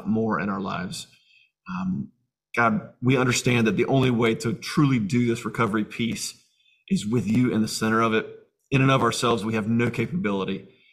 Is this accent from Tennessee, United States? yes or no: no; Jacksonville, Florida, United States; born or raised there